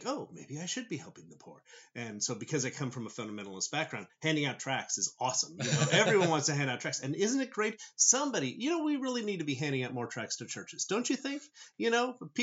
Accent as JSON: {"language": "English", "region": "Southern California", "country": "United States", "tie": "born or raised there", "said": "I grew up in Southern California"}